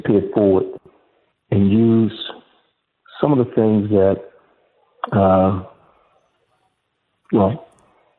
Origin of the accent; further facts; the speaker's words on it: Augusta, Georgia, United States; also born or lived in Washington, D.C.; I was born in Washington, D.C., Noah, and I grew up in East Augusta, Georgia, in a section of the city affectionately known as the Bottom